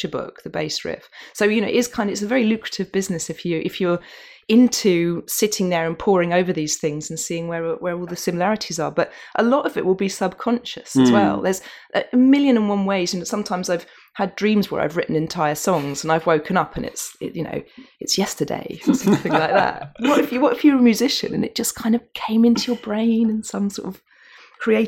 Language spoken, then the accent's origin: English; North Norfolk, East of England, United Kingdom; near where I grew up in North Norfolk